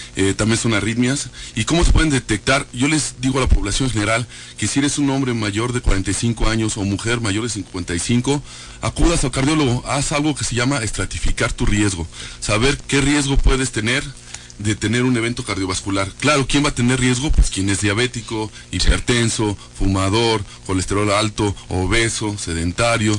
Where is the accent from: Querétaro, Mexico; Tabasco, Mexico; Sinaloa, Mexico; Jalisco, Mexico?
Querétaro, Mexico; somos queretanos